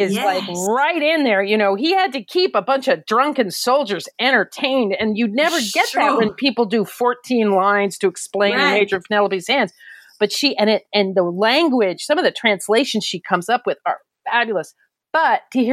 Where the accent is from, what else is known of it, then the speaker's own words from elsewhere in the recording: United States; being an American, I've been around guns.